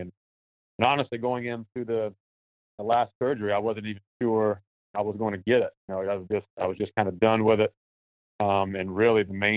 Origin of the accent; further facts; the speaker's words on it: North Carolina, United States; it's in my home state, so when we do play there, I have a lot of family there